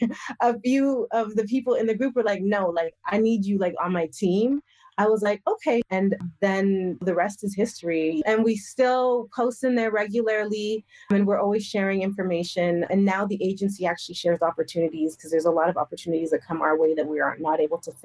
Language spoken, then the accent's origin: English; Western Canada, Canada; I'm Canadian. So I'm like, listen, like I grew up in Western Canada